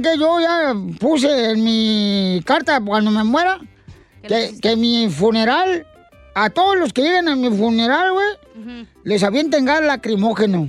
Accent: Michoacán, Mexico; now in United States; yo soy de mi Michoacán

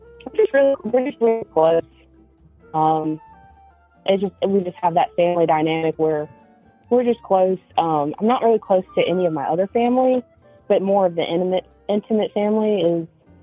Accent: the South, United States; I'm from the South, so I mean, it's kind of country, but it's not.

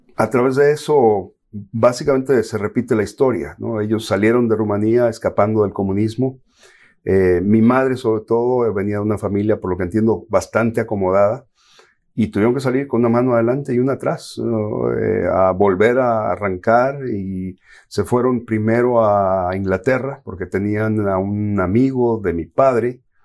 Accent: Mexico; born or raised there; moved away as an adult; also born or lived in California, United States; now in Miami, United States

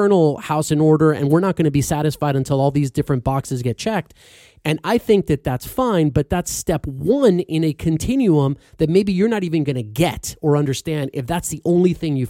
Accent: Florida, United States; when I was growing up in Florida

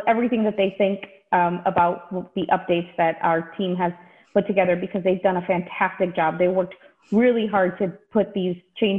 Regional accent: Texas, United States; now in Michigan, United States; I actually am a Texas native. I grew up in Texas

